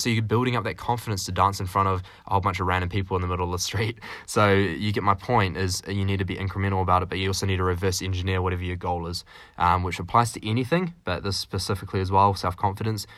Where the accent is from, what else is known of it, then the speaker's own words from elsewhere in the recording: New Zealand; now in Canada; I'm a little New Zealander, so that's why I'm a Kiwi